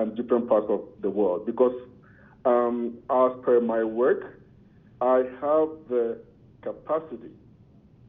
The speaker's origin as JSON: {"language": "English", "country": "Ghana", "moved": "yes", "lives_now": "Calgary, Canada", "said": "I'm originally from Ghana."}